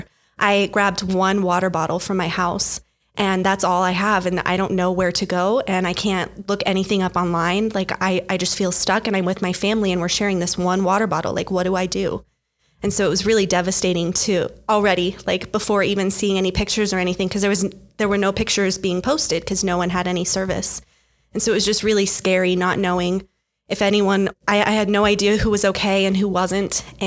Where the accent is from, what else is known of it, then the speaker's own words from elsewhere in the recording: Albuquerque, New Mexico, United States; also born or lived in Lahaina, Hawaii; I grew up in Albuquerque